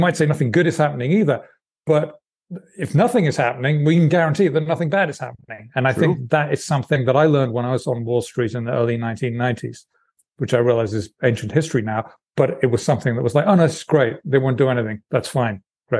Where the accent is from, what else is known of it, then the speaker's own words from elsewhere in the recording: United Kingdom; being born British